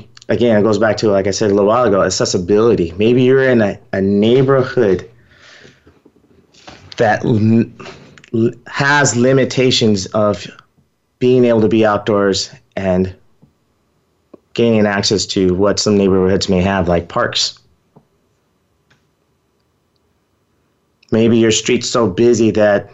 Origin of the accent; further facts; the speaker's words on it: Texas, United States; I'm from Texas. It's hot in Texas.